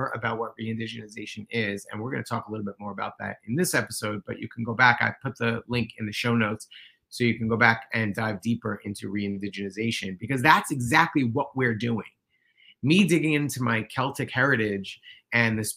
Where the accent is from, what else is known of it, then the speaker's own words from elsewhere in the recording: New York City, New York, United States; I'm a white guy who grew up in New York City